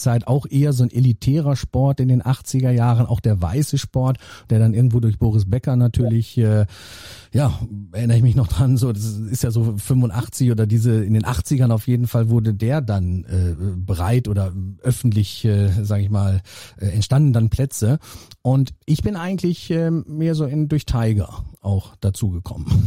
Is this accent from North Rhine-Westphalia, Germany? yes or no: yes; North Rhine-Westphalia, Germany; ich komme ja aus Nordrhein-Westfalen ähm, gebürtig